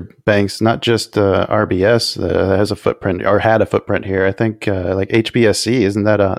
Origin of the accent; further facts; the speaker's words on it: United States; I wouldn't feel comfortable as an American